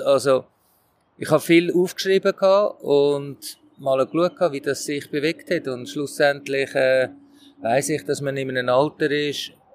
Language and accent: German; Switzerland; als Schweizer Trainer